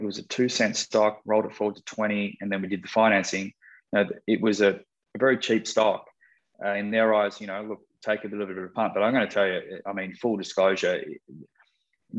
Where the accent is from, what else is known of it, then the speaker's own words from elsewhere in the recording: Australia; moved away; growing up in Australia and cutting some of my corporate cloth there